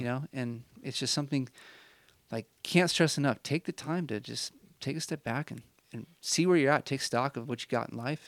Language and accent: English; Midwest, United States; now in Utah, United States; I'm from the Midwest.